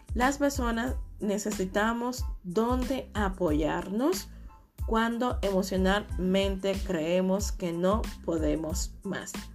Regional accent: Dominican Republic; moved away; la mayoría de mis amigos, eh, viven en mi país, República Dominicana

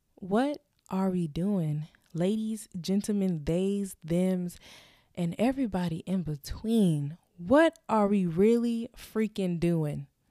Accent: Florida, United States; moved away; we we're both from Florida

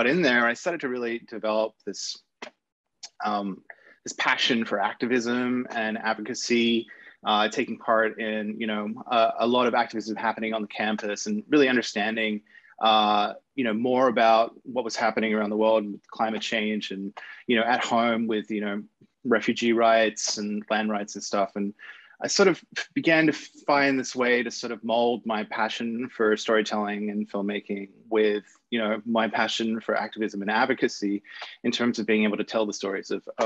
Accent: Sydney, New South Wales, Australia; I grew up in Sydney, Australia

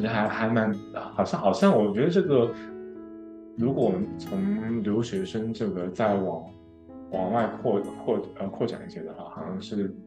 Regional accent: China; now in Houston, United States; 我们好像是我们那个学院第二个中国人

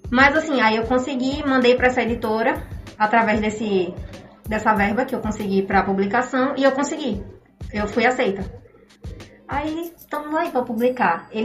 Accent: Itaporanga d'Ajuda, Sergipe, Brazil; now in Aracaju, Brazil; eu acho importante dar ênfase que eu sou de Itaporanga, porque como, a gente, como todos nós sabemos, vim do interior e conseguir alguma coisa aqui é muito difícil.

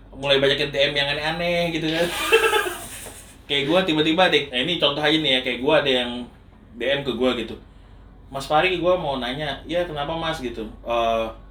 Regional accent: Samarinda, East Kalimantan, Indonesia; gue kan dari Samarinda

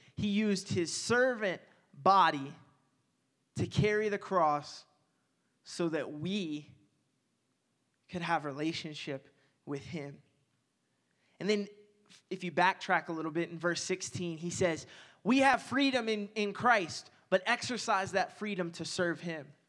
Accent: Owensboro, Kentucky, United States; moved away; my hometown in Owensboro

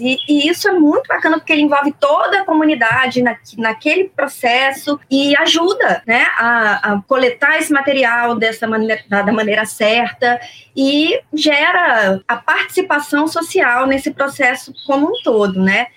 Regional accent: Brasília, Federal District, Brazil; moved away as an adult; now in Rio de Janeiro, Brazil; É a cidade onde eu nasci, onde eu criei laços muito fortes onde eu tenho meus amigos que são meus amigos até hoje, onde eu cresci

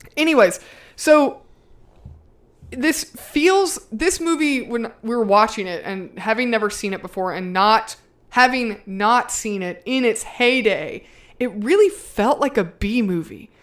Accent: the South, United States; I'm from the South

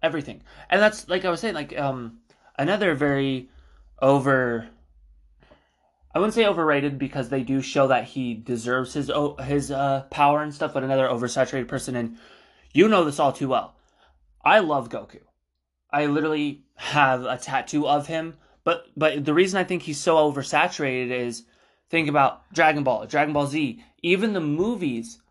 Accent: Spokane, Washington, United States; We're from Spokane, Washington

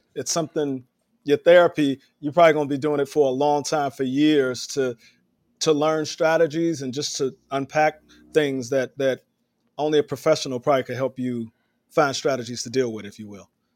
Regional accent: Chicago, Illinois, United States; now in New York City, United States; I'm from Chicago

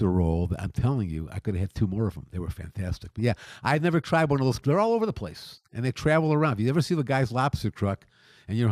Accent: Detroit, Michigan, United States; now in Las Vegas, United States; I come from Detroit, which was it's over 300 years old city

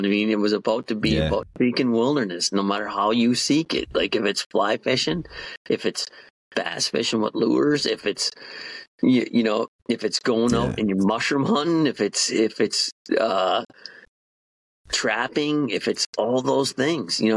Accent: Upper Peninsula, Michigan, United States; accent: Yooper; moved away; my Uber accent gets stronger for a couple of weeks

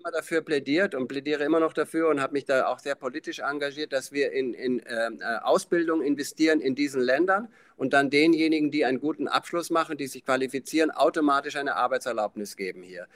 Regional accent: Schloss Elmau, Bavaria, Germany; Da bin ich geboren in dem Zimmer, aber ich war der einzige Mensch, der jemals in, in Schloss Elmau geboren wurde

